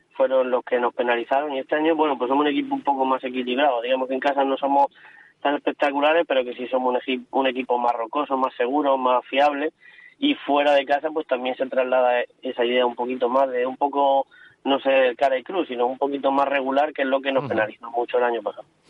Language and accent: Spanish; Cartagena, Region of Murcia, Spain